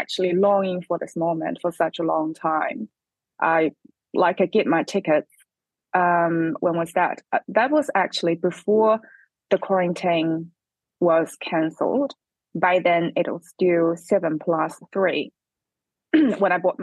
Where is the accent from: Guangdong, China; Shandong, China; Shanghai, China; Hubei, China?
Hubei, China; English is a second language; moved away as an adult; also born or lived in Beijing; now in New Zealand; my hometown, Hubei